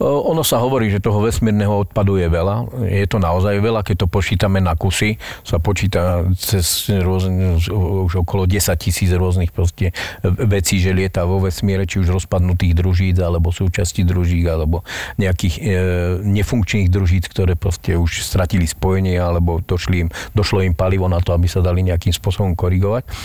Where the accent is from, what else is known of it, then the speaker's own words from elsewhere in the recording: Slovakia; som naozaj zo Slovenska